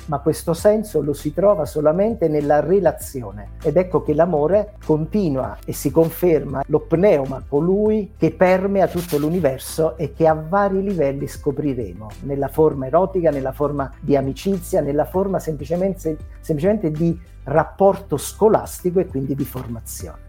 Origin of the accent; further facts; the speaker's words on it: Salerno, Campania, Italy; now in Apulia, Italy; io sono meridionale, vivo in Puglia ma sono salernitano